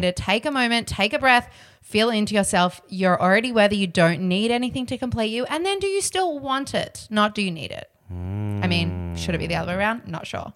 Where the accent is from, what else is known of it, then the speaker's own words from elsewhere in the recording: Australia; I'm Aussie